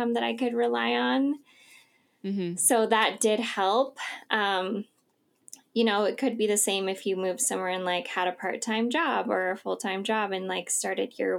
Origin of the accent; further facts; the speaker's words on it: Idaho, United States; also born or lived in Southern California; I'm from Idaho.